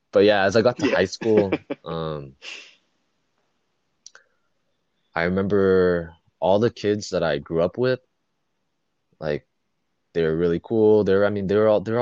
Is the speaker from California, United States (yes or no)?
yes; Fountain Valley, California, United States; I grew up in Fountain Valley, relatively small white suburb